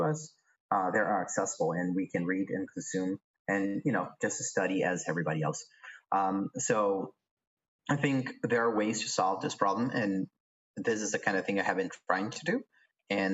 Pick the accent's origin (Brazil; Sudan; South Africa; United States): Brazil; I'm from Brazil